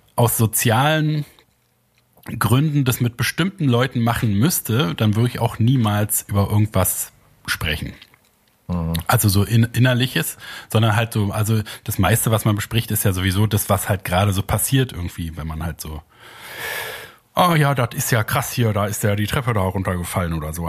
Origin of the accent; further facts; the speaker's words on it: Germany; als Deutscher